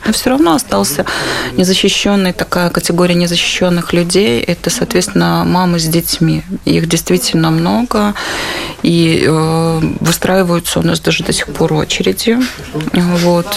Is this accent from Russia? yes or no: no; Belarus; moved away as an adult; now in Warsaw, Poland; я из Беларуси убежала в 2021 году